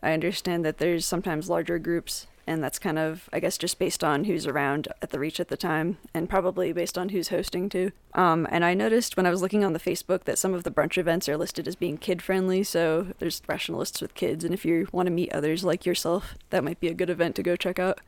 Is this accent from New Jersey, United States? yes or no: yes; Jersey Shore, New Jersey, United States; now in Colorado, United States; I'm from the Jersey Shore originally